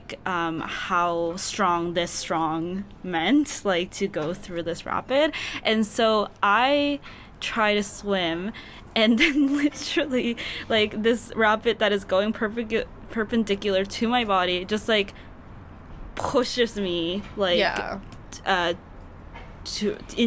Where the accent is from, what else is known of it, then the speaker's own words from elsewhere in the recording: South Korea; moved away; I grew up in Korea